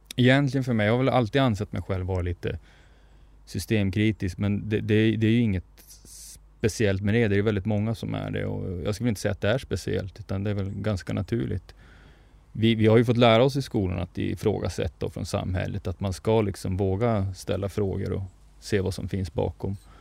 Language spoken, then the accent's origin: Swedish; Norrbotten County, Sweden; now in southern Sweden; jag har vuxit upp mestadels i Norrbotten och lever numera i södra Sverige